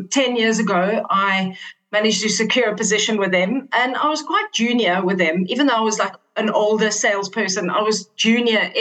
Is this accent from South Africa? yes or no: yes; Cape Town, Western Cape, South Africa; I was born and raised in Cape Town